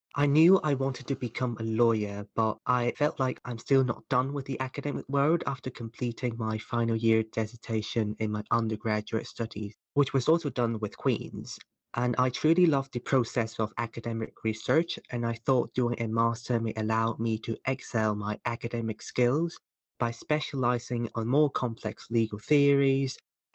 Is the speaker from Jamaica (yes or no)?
no; Hong Kong; moved away as an adult; now in Belfast, United Kingdom; I'm originally from Hong Kong. I'm currently doing an LLM International Business Law at the School of Law at Queen's.